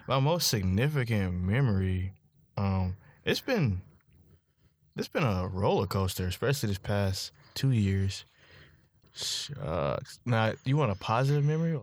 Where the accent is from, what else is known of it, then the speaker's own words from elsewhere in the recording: Charlotte, North Carolina, United States; I'm from Charlotte, North Carolina, seven zero four.